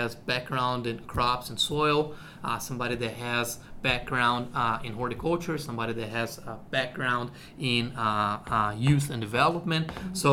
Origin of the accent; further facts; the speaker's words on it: Brazil; moved away as an adult; also born or lived in Nebraska; now in Madison, United States; I am originally from Brazil, so I came from Brazil